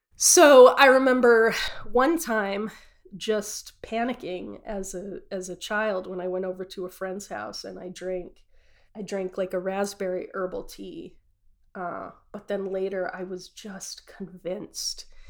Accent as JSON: {"language": "English", "region": "Utah", "country": "United States", "tie": "born or raised there", "said": "I grew up in Utah as a devout Mormon, born and raised uh, in Utah"}